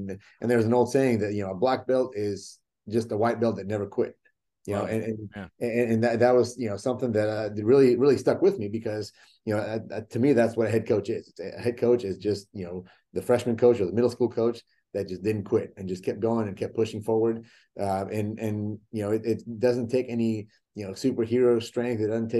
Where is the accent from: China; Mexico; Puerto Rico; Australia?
Mexico; born there; English is a second language; yes, I was born in Mexico. I didn't know how to speak English, and I went to college